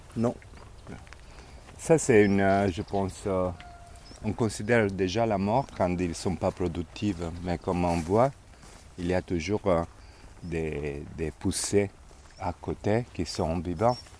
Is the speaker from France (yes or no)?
no; Diso, Apulia, Italy; moved away as an adult; Je suis né ici, à Dizo, où on se trouve maintenant, il y a 50 ans. Quand j'étais petit, dans la maison où on se trouve maintenant